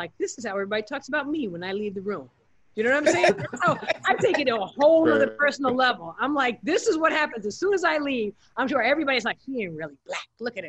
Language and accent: English; New York City, New York, United States; also born or lived in Los Angeles; as a New Yorker and as an LA person, I'm probably like, that's probably this, that cute little place is the size of my apartment.